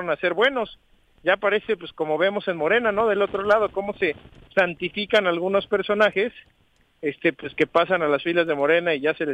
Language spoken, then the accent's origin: Spanish; Lomas de Atzingo, Morelos, Mexico; Yo soy de Lomas de Atzingo.